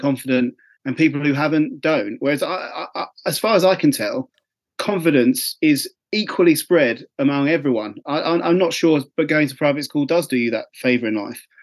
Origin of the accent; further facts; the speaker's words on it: Essex, East of England, United Kingdom; I'm from Essex